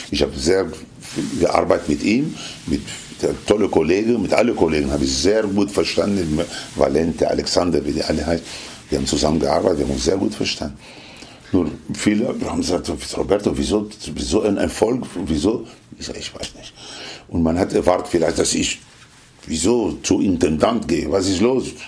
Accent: Lebanon; German is a second language; also born or lived in Tunisia / Italy; Aufgewachsen, in Tunesien geboren. In, ja, in Tunesien geboren. Aufgewachsen im Libanon, in Italien der, und in Kuba war ich erst 1982.

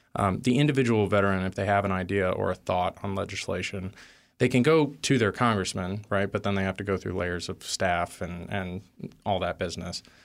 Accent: Texas, United States; I grew up in Texas

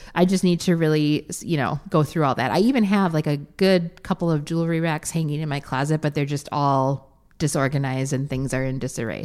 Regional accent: Wisconsin, United States; we're from Wisconsin

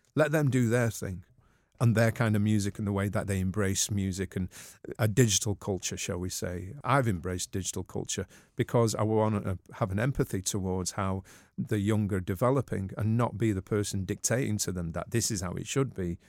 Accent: Manchester, North West England, United Kingdom; I'm a Mancunian

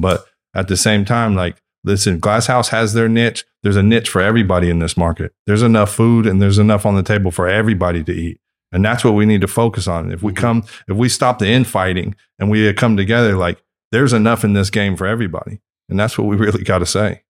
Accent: Northern California, United States; I'm from Northern California

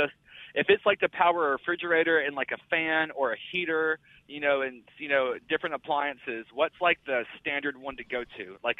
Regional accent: Mississippi, United States; I'm a truck driver. I just listen to the show. I'm from Mississippi

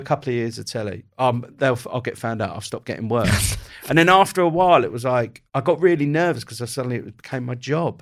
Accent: Kent, South East England, United Kingdom; also born or lived in Croydon; I was born in Croydon. We moved, uh, from Croydon to Kent when I was quite young

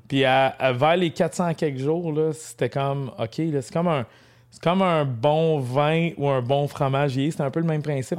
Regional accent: Mont-Laurier region, Quebec, Canada; je suis de la région de Mont-Laurier. C'est sûr, je suis pas natif de Mont-Laurier.

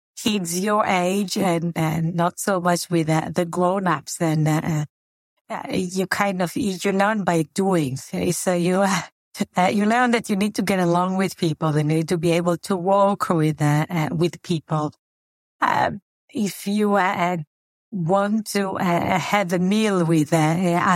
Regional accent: Israel; moved away as an adult; also born or lived in Tel Aviv, Israel; now in Chicago, United States; I was born and raised in Israel, in a small community, a small socialist community called Kibbutz.

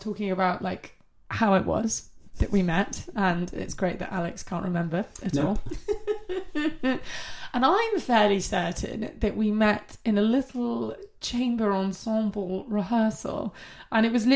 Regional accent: Coventry, West Midlands, United Kingdom; also born or lived in Plymouth; I was born in Plymouth, but raised in Coventry

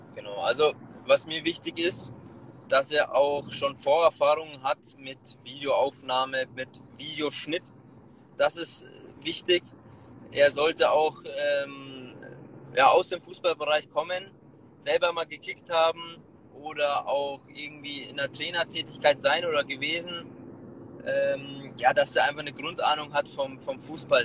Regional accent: Munich, Bavaria, Germany; gebürtiger Münchner

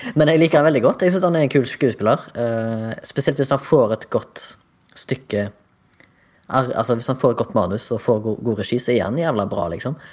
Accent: Haugesund, Rogaland, Norway; moved away as an adult; I dag representerer hjembyen min fra hjembyen min.

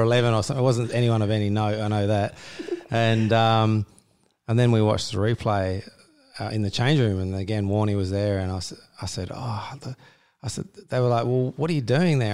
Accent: Australia; I grew up in Australia

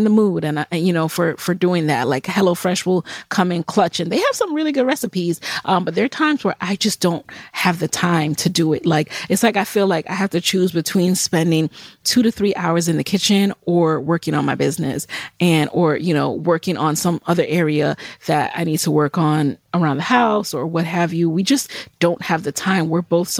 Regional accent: New York City, New York, United States; also born or lived in Jamaica; I grew up in the Bronx

